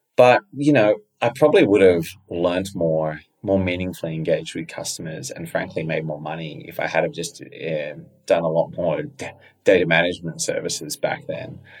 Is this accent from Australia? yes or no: yes; Australia; I was fortunate to grow up there